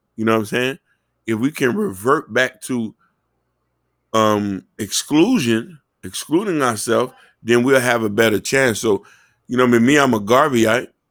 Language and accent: English; Miami, Florida, United States; growing up in Miami